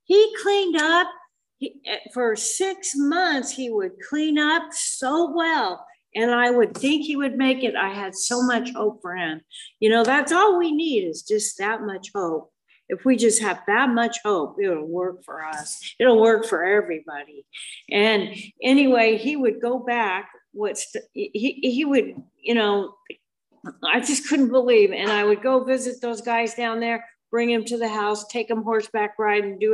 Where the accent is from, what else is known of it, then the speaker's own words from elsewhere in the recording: Moab, Utah, United States; moved away as an adult; also born or lived in Scottsdale, Arizona; I was raised in Moab, Utah until I was 19.